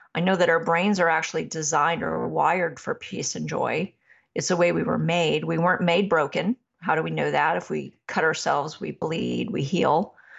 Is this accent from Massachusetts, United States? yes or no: yes; Massachusetts, United States; I was raised in Massachusetts